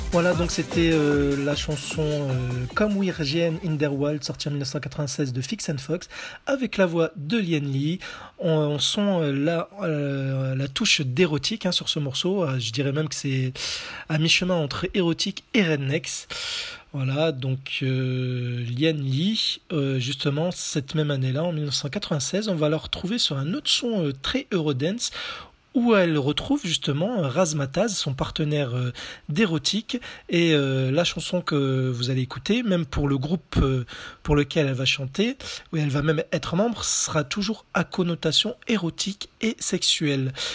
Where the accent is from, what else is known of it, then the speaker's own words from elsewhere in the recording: France; chez nous en France